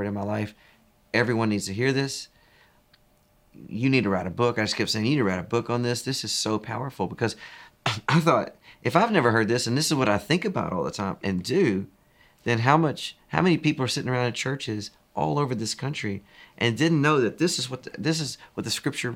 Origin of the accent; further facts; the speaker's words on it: East Texas, United States; now in Franklin, United States; I'm a Texan through and through. Was born in East Texas